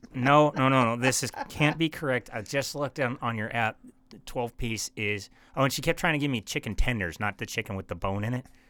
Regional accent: Bismarck, North Dakota, United States; I'm from Bismarck

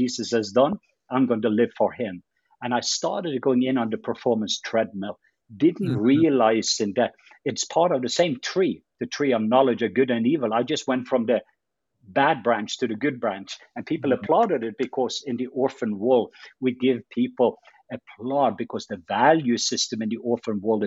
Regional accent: Norway; moved away; I'm from Norway. So that's my Norwegian background

